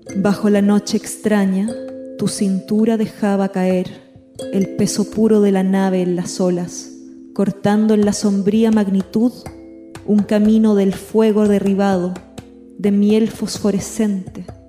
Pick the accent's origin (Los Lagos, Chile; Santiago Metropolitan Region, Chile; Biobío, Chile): Santiago Metropolitan Region, Chile; Santiago; moved away as an adult; now in Buenos Aires, Argentina; yo soy chilena, vivo vivía en Santiago, eh, ahora vivo en Buenos Aires